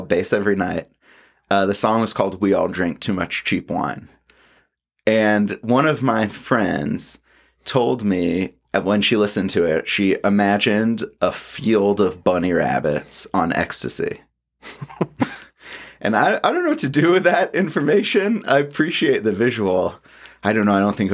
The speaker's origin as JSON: {"language": "English", "town": "Atlanta", "region": "Georgia", "country": "United States", "tie": "born or raised there", "said": "growing up in Atlanta"}